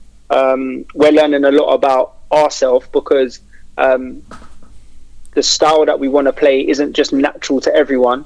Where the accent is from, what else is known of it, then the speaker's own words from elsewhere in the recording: London, United Kingdom; I'm from Kennington, Oval, Brixton area.